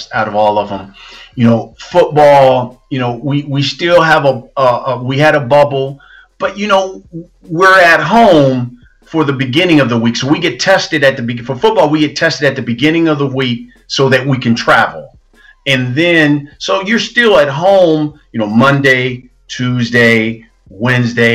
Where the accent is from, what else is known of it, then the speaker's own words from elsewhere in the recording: Columbus, Ohio, United States; moved away; I'm originally from Columbus